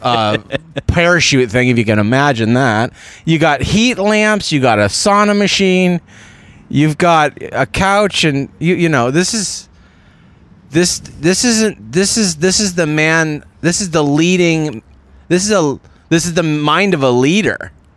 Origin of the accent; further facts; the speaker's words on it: Walnut Creek, California, United States; I'm from Walnut Creek, California, which is in Northern California, East Bay.